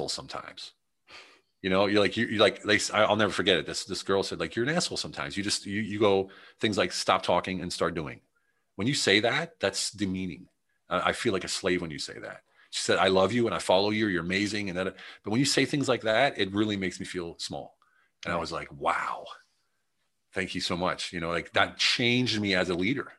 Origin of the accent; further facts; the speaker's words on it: United States; I'm the American